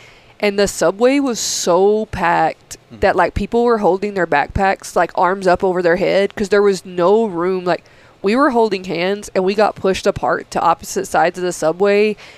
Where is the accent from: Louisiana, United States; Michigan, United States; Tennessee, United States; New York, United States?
Tennessee, United States; moved away; I grew up in Tennessee